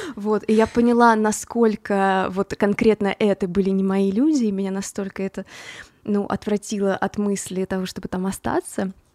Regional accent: Voronezh, Voronezh Oblast, Russia; born or raised there; moved away as an adult; also born or lived in Boston, United States; now in Los Angeles, United States

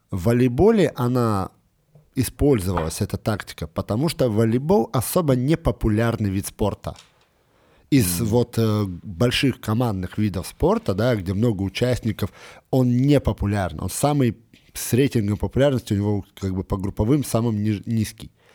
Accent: Moscow, Russia; мы живем в Москве, я, естественно, как москвич

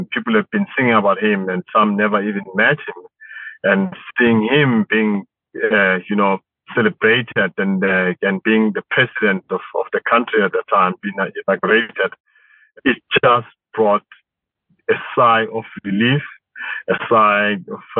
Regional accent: South Africa; it was a very memorable day for us as South Africans, as Black South Africans to be specific.

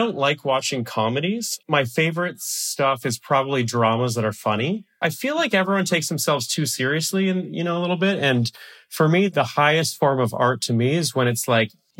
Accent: Canada; I am a Canadian

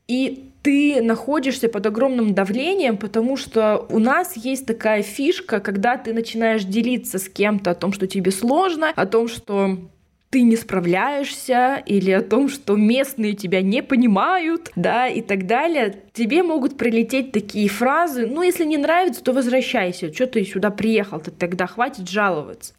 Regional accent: Russia; now in Prague, Czechia; я из России

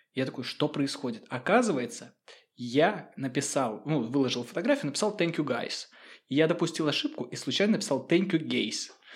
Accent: Saint Petersburg, Russia; moved away as an adult; now in Finland; Я родился в Петербурге

